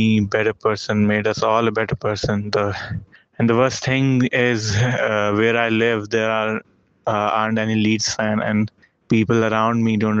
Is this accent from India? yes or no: yes; India; Hi, I'm from India, and even though I'm thousands of kilometers away from Leeds